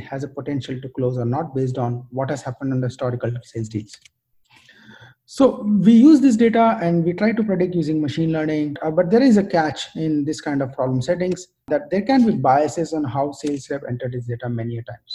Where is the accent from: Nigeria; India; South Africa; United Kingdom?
India; moved away as an adult; also born or lived in United States; now in Bangalore, India; I decided to move back to India specifically because I've never worked in tech industry in my home country